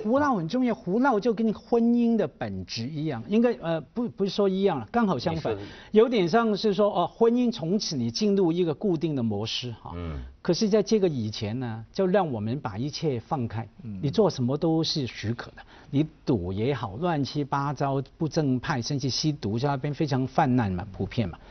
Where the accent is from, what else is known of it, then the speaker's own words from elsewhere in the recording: Hong Kong; 我作为香港人